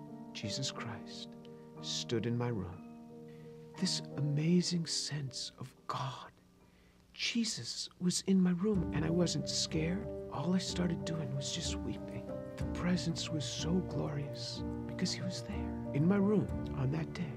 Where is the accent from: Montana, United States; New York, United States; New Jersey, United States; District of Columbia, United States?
New York, United States; I grew up just outside of New York City